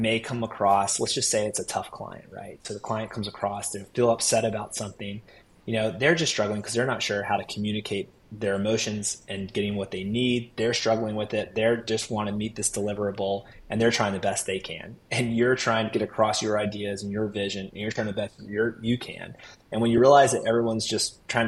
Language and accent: English; Raleigh, North Carolina, United States; born and raised in Raleigh